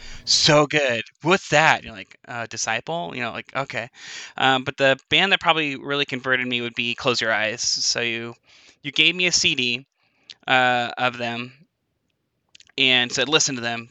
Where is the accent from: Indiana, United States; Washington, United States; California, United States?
Washington, United States; Spokane; I'm uh, from Spokane, Washington.